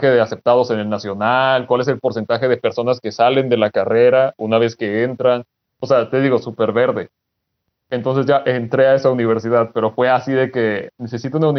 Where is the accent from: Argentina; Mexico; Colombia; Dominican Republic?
Mexico; Durango; mi familia, de parte de mi papá, somos de Durango.